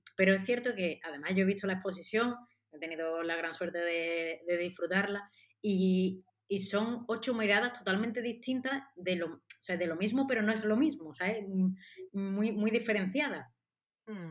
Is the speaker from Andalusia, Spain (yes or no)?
yes; Seville, Andalusia, Spain; yo soy de Sevilla y vivo en Sevilla